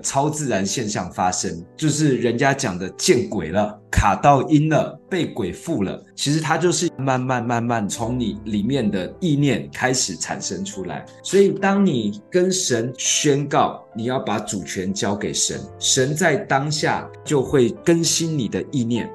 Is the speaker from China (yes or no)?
no; Taiwan; 我们是眷村长大的，眷村很团结，很排外